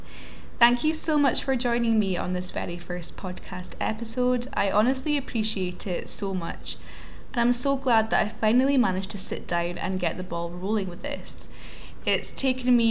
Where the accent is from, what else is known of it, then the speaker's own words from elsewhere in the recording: Aberdeen, Scotland, United Kingdom; I was born in Aberdeen in Scotland, otherwise known as the Granite City